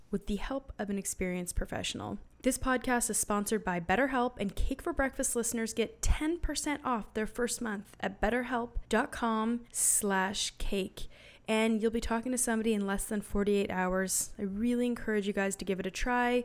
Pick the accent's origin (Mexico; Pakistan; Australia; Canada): Canada; now in United States; I'm from Canada. Love Canada, love America, but I live here